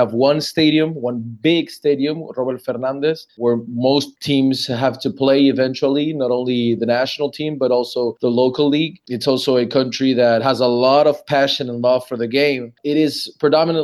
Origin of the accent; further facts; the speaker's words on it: Panama; I'm from Panama.